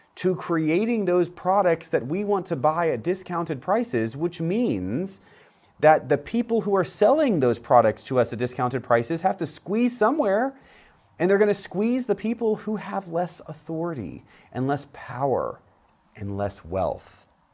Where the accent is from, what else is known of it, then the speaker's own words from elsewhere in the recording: Central Florida, United States; where I grew up in Central Florida